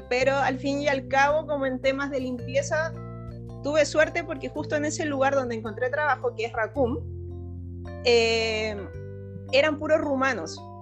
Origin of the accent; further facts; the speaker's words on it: Chile; moved away as an adult; porque yo me fui desde Chile con un lugar donde iba a llegar